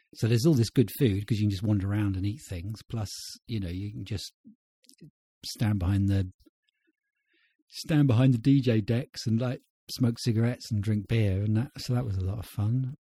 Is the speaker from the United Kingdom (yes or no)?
yes; United Kingdom; I'm British